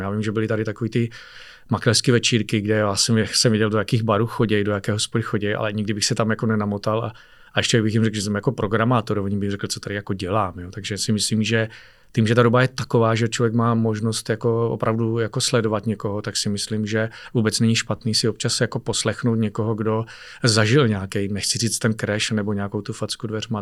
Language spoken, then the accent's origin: Czech; Czechia; jsem Čech